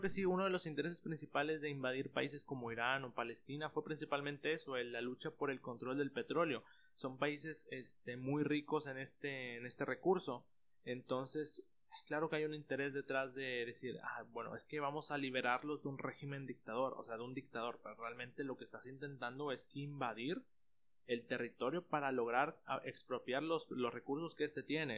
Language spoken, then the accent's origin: Spanish; Mexico; nosotros como mexicanos